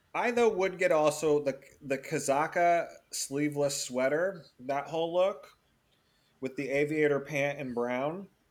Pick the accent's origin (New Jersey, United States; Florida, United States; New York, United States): Florida, United States; I was born in Florida